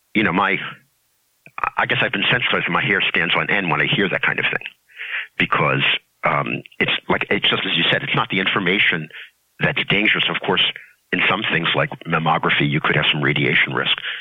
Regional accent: New York City, New York, United States; I grew up in Brooklyn

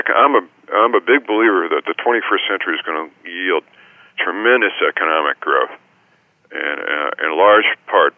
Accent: California, United States; also born or lived in upstate New York; my home state of California

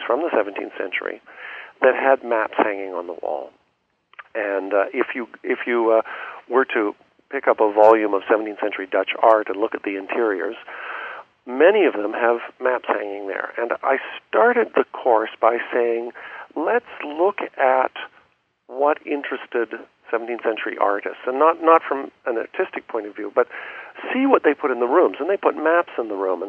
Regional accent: Canada; as a Canadian, I was brought up on tales of the fur trade. This is part of the Canadian school curriculum.

